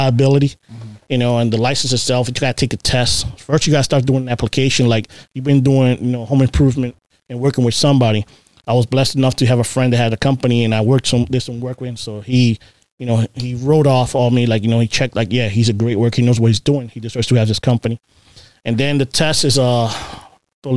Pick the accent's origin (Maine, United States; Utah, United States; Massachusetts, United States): Massachusetts, United States; Boston; also born or lived in Puerto Rico / Baltimore, Maryland; now in Maryland, United States; Growing up in Boston